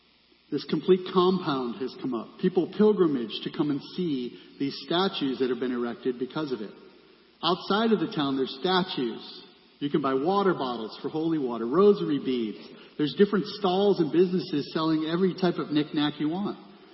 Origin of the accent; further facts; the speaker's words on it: Castlebar, Connacht, Ireland; And we are from Castlebar in County Mayo in Ireland